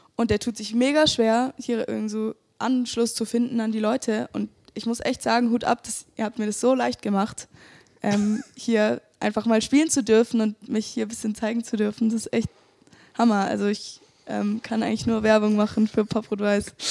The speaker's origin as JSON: {"language": "German", "town": "Fürth", "region": "Bavaria", "country": "Germany", "said": "Ich komme aus Fürth"}